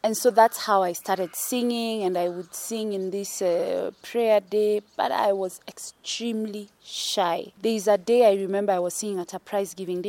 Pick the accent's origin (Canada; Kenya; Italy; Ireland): Kenya; Nairobi; I come from Kenya, born in Nairobi, sort of like the east side of Nairobi small place called Buruburu. I've experienced the whole city life